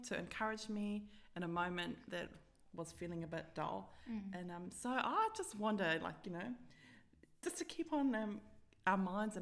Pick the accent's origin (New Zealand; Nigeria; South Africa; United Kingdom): South Africa; moved away; growing up in South Africa